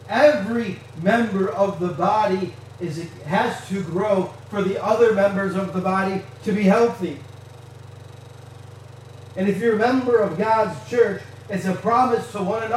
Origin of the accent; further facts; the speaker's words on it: Canada; moved away; also born or lived in Michigan; I realize I'm from Michigan. And I realize I grew up in Canada